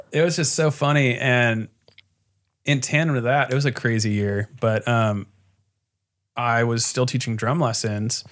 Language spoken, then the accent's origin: English; Costa Mesa, California, United States; I grew up in Costa Mesa.